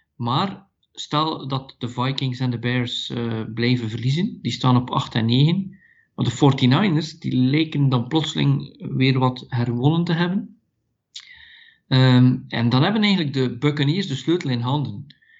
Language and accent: Dutch; Belgium; ik ben van België en ik coach daar.